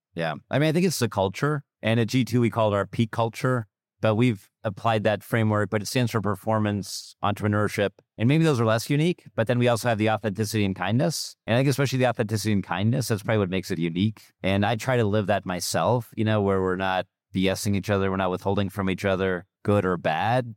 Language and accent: English; Germany; moved away; I'm from Germany originally